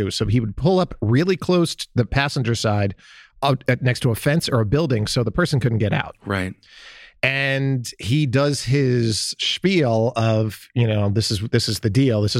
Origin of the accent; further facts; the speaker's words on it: Columbus, Ohio, United States; my hometown